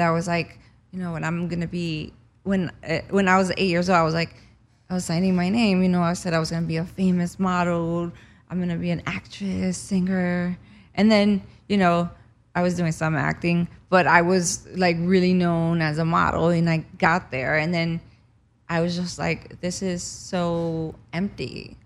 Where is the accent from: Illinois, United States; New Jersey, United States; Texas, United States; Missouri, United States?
New Jersey, United States; moved away as an adult; also born or lived in Cuba; now in Los Angeles, United States; I grew up in New Jersey after we escaped Cuba, and, um, I moved here in two thousand five